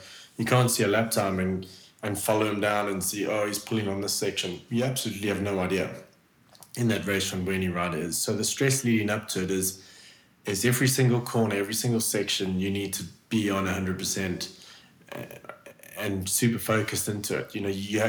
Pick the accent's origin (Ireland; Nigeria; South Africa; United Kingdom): South Africa; moved away as an adult; also born or lived in Switzerland; growing up in South Africa